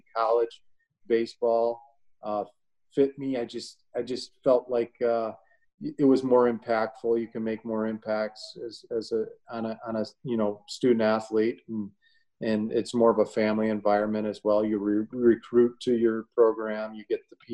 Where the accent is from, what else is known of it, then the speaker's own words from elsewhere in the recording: Illinois, United States; moved away as an adult; now in Ohio, United States; I grew up in Illinois